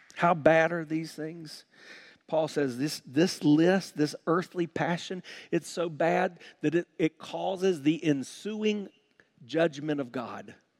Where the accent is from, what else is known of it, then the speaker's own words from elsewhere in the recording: South Carolina, United States; When I was growing up in South Carolina